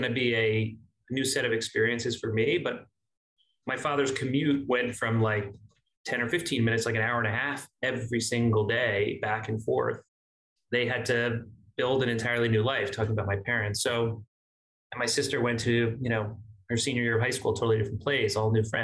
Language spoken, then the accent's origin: English; Miami, Florida, United States; moved away as an adult; also born or lived in Boca Raton, Florida; now in New York, United States; I grew up in South Florida. Miami was home. I grew up there as a kid until Hurricane Andrew